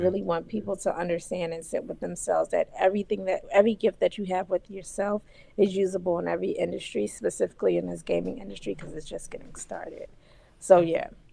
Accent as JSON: {"language": "English", "town": "Philadelphia", "region": "Pennsylvania", "country": "United States", "said": "I'm from Philly"}